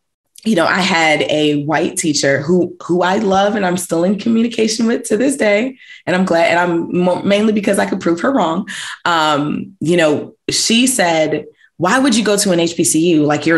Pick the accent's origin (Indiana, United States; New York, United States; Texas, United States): New York, United States; New York City; growing up in New York City. So, and again, being born and raised in New York City and being surrounded by Black and Brown folks, basically my entire life, all the way up to college.